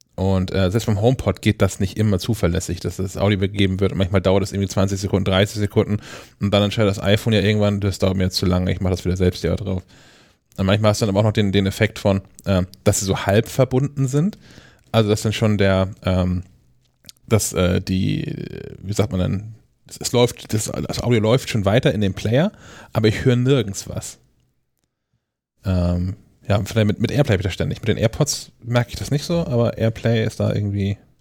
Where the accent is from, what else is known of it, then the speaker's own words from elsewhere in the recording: Kiel, Schleswig-Holstein, Germany; für uns hier als, als Kieler